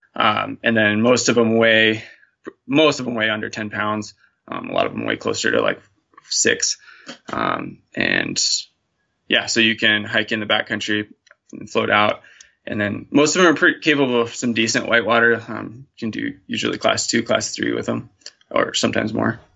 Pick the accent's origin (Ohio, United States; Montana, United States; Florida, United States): Montana, United States; I'm born and raised in Montana